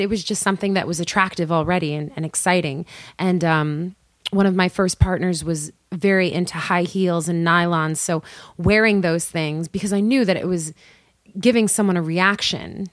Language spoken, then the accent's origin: English; New York City, New York, United States; born and raised in Queens